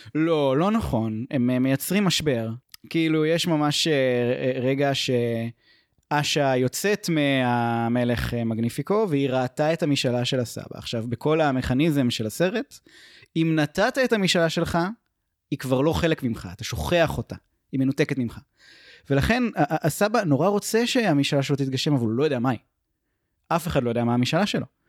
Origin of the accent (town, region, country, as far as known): Israel